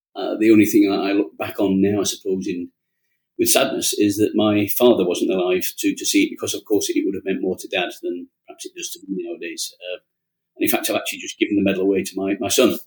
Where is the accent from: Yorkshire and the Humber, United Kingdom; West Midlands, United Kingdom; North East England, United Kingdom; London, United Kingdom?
Yorkshire and the Humber, United Kingdom; being a Yorkshireman